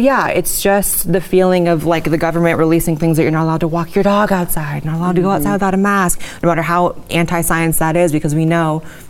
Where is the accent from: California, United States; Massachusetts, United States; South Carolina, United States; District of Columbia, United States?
California, United States; Northern; moved away as an adult; also born or lived in Los Angeles, California; now in Texas, United States; As someone who was born and raised in California and then moved to LA, I was from Northern California, it was more red.